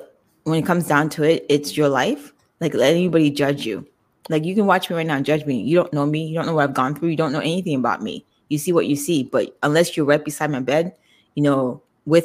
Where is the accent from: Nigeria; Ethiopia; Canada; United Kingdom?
Nigeria; my background, I'm Nigerian.